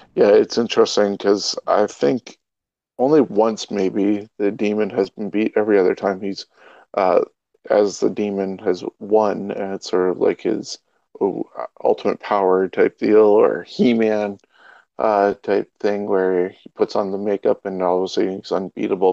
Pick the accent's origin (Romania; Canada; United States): Canada; we are Canadian